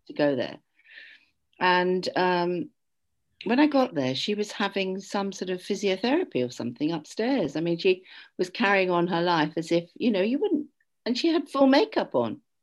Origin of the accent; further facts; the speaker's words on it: United Kingdom; I'm British.